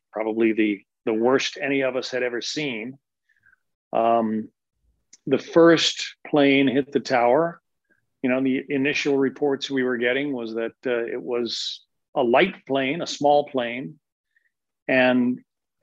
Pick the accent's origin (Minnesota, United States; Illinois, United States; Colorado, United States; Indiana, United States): Colorado, United States; Denver; moved away; I'm originally from Denver. I'm kind of from the middle of the country